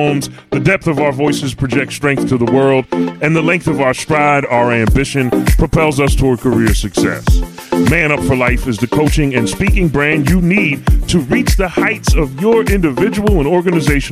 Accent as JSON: {"language": "English", "town": "Philadelphia", "region": "Pennsylvania", "country": "United States", "said": "I'm from Philly"}